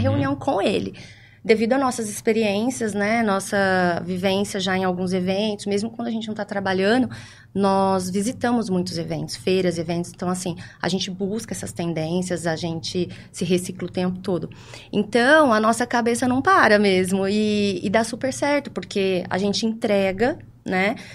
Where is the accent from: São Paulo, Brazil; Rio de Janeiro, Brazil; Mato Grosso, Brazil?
São Paulo, Brazil; Ribeirão Preto; sou natural de Ribeirão Preto